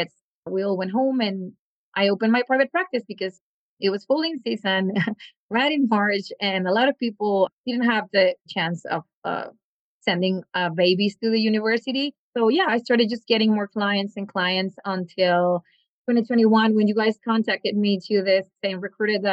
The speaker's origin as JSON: {"language": "English", "region": "northern Mexico", "country": "Mexico", "also_born_or_lived": "California / Davis, California", "moved": "as an adult", "lives_now": "Canada", "said": "I'm from the northern part of Mexico"}